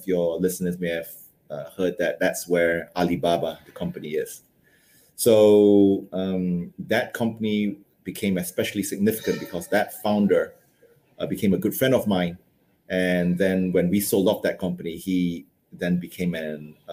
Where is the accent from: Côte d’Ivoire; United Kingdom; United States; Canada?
United Kingdom; moved away as an adult; also born or lived in Malaysia / London / Hong Kong; I spent most of my educational years in the UK, about 10 years there